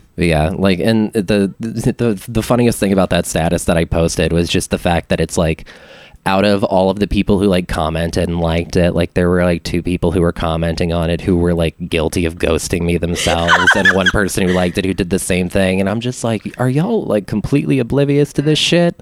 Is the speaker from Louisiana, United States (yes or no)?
yes; Alexandria, Louisiana, United States; now in Austin, United States; my hometown was like was around 30000-ish people whenever i was living there